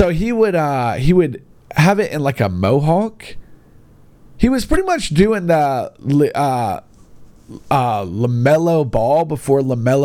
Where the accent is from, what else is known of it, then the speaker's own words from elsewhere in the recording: Gadsden, Alabama, United States; my hometown, Gadsden